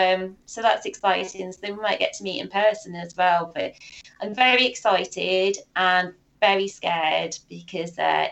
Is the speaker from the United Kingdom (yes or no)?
yes; United Kingdom; me being sort of a gullible Brit